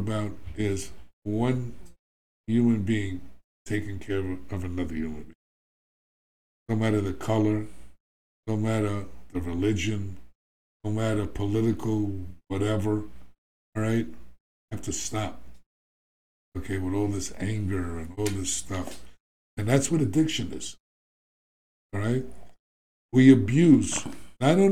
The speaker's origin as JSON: {"language": "English", "region": "New York", "country": "United States", "said": "I'm from New York"}